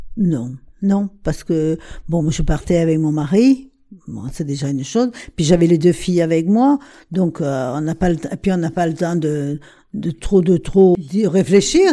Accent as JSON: {"language": "French", "area": "Porquerolles", "region": "Provence-Alpes-Côte d'Azur", "country": "France", "said": "Quand on est parti de Porquerolles"}